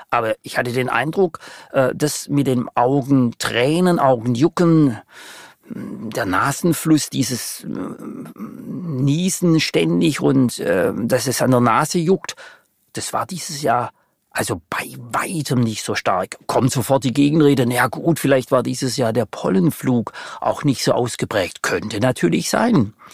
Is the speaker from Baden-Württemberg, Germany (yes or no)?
yes; Baden-Württemberg, Germany; würde Ihnen als Schwabe ganz charmant antworten wollen